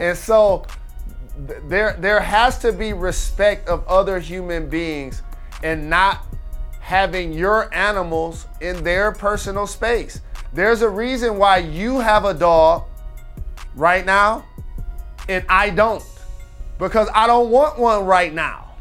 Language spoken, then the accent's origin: English; Detroit, Michigan, United States; I'm from Detroit